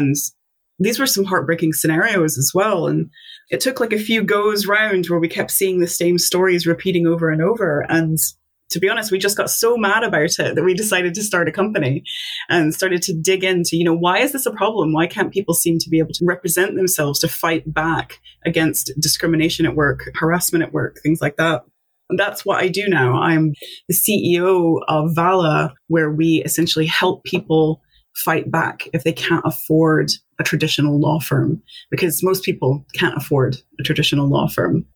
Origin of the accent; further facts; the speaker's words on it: Tennessee, United States; moved away as an adult; now in Scotland, United Kingdom; I'm originally from the States. I'm from Tennessee.